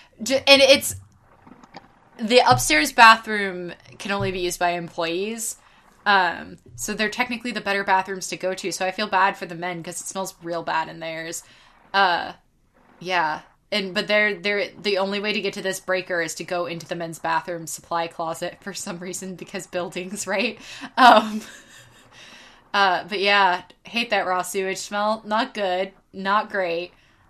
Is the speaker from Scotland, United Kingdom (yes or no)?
yes; Scotland, United Kingdom; I'm sweaty and humid and grumpy because I'm Scottish and not used to the big glowing ball in the sky being quite so bright.